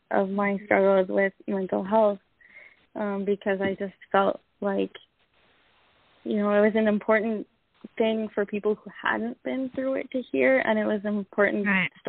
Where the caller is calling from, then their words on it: Canada; I'm calling from Canada.